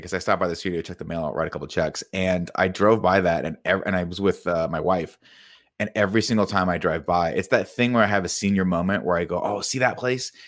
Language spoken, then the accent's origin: English; Riverside, California, United States; when I grew up in Riverside